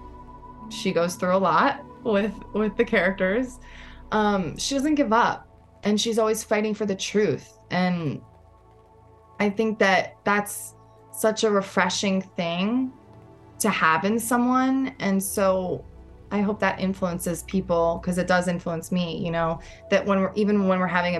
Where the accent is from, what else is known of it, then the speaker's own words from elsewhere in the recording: New York City, New York, United States; I'm a New Yorker through and through. And normally I'm hiding my accent